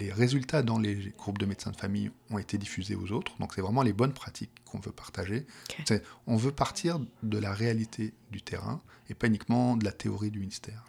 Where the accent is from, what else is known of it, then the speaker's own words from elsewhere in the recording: Paris, Île-de-France, France; accent: petit accent français de Paris; moved away as an adult; now in Quebec, Canada; j'ai un petit accent français qui, vient de Paris